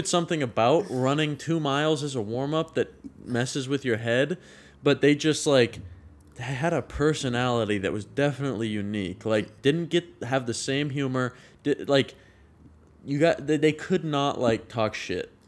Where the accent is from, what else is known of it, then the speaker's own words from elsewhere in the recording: Sacramento, California, United States; moved away as an adult; now in Chico, United States; I grew up in Northern California my whole life